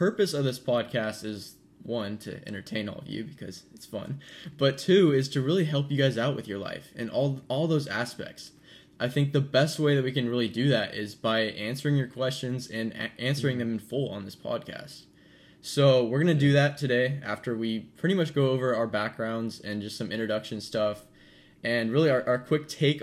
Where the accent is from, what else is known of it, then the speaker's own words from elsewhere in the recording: Sacramento, California, United States; moved away as an adult; now in San Diego, United States; I live in California. I've lived there my whole life. I'm from the Sacramento area